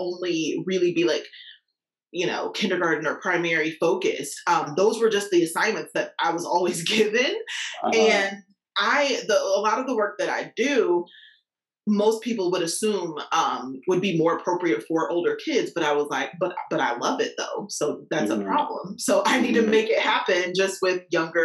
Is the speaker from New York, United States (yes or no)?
no; Indianapolis, Indiana, United States; I'm from Indianapolis, Indiana